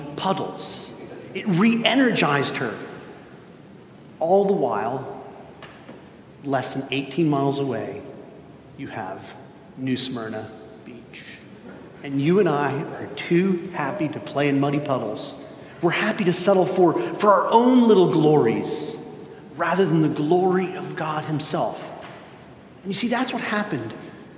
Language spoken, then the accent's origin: English; Spain; moved away; I grew up in Spain